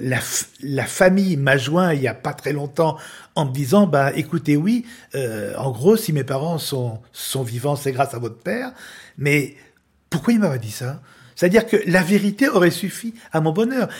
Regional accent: Lyon, Auvergne-Rhône-Alpes, France; j'ai été élevé à Lyon

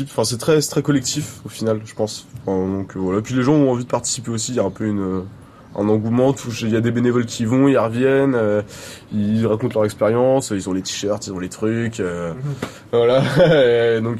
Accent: Clisson, Pays de la Loire, France; Quand je dis d'où je viens, je dis je viens de la ville où il y a le Hellfest. Par exemple, je dis pas je viens de Clisson

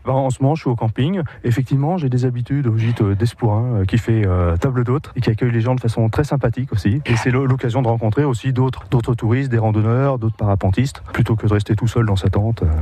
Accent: Paris region, Île-de-France, France; je viens de, région parisienne

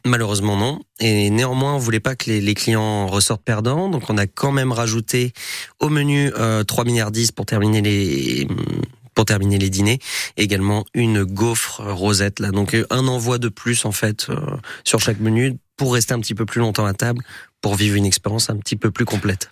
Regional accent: Haute-Savoie, Auvergne-Rhône-Alpes, France; moved away; chez moi en Haute-Savoie

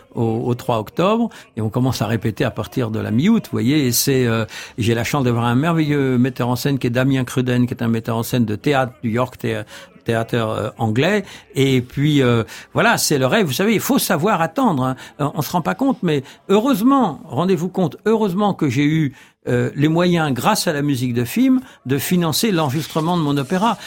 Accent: France; je suis français

